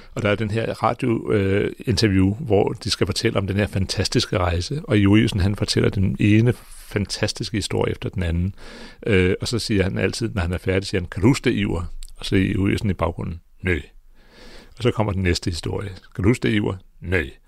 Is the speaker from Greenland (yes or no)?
yes; Greenland; jeg kommer fra Grønland.